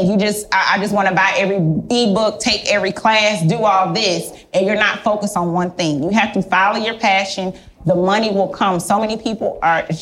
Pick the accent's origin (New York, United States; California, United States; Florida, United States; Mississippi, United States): Florida, United States; Miami; I'm here from Miami.